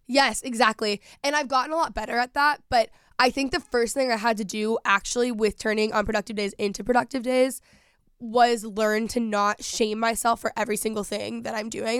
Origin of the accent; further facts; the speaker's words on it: Texas, United States; moved away; growing up in Texas